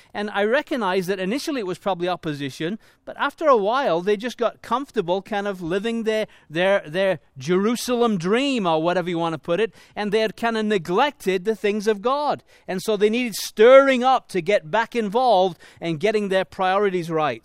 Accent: Leeds, Yorkshire and the Humber, United Kingdom; moved away; I was born in Leeds, in England

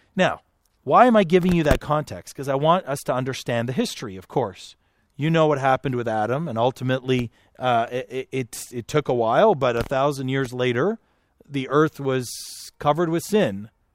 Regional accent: Canada; now in United States; I'm, I'm a Canadian

